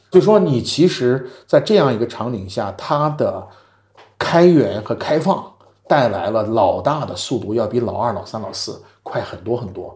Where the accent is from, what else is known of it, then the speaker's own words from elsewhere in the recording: China; moved away as an adult; also born or lived in New York; now in United States; 我们中国人